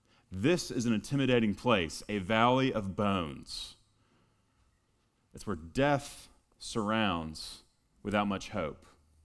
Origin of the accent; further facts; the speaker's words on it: Texas, United States; I'm originally from Texas.